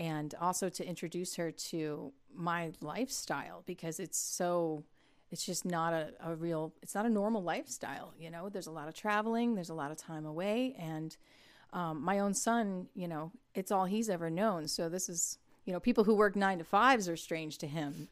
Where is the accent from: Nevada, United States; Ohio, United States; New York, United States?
Ohio, United States; Toledo; moved away as an adult; now in Nashville, United States; I grew up in Northwest Ohio in the Toledo area, like Sandusky, Port Clinton, Cedar Point.